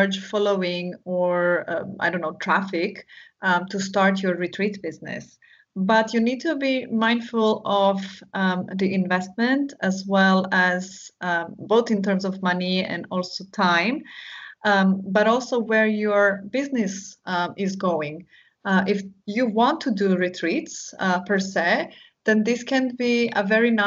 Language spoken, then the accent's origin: English; Istria County, Croatia; the first retreat that I organized was in my hometown, so in my region, Istria, Croatia